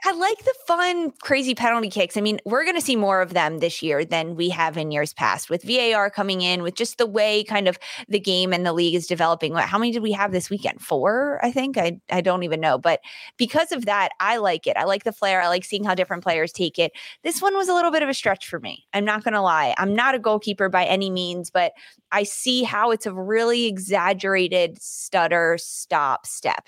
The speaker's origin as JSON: {"language": "English", "town": "Philadelphia", "region": "Pennsylvania", "country": "United States", "said": "I'm from Philadelphia"}